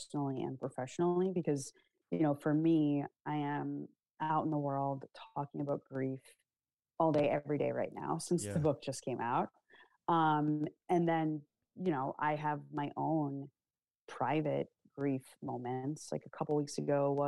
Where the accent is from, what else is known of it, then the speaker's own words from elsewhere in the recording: United States; I'm an American. I am proud to be an American. I love my country